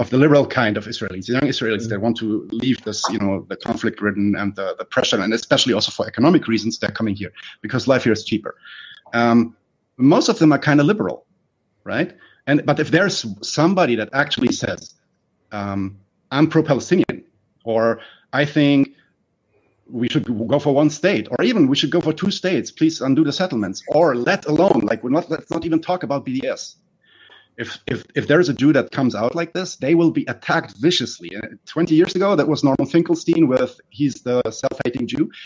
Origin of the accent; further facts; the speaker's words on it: Germany; I'm born and raised in Germany. I'm not German